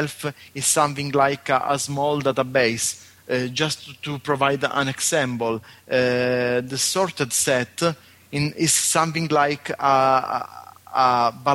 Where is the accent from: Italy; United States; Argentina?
Italy; Sicily; I'm from Sicily, Italy